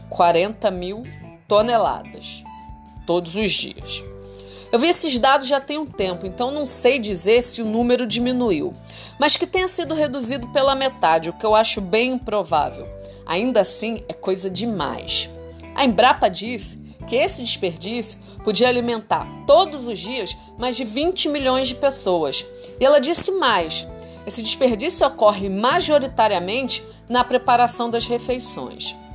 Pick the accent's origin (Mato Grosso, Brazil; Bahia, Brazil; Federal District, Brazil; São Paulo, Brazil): Federal District, Brazil; Brasília; accent: carioca; now in Rio de Janeiro, Brazil; eu não nasci no Rio de Janeiro. Eu sou de Brasília, só que é óbvio, eu moro aqui há um bom tempo, mas a verdade é que eu sempre falei como carioca.